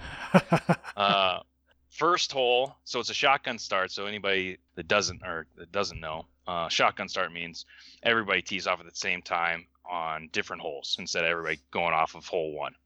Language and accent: English; Palmer, Alaska, United States; moved away as an adult; also born or lived in Missoula, Montana; now in Whitefish, United States; growing up in Alaska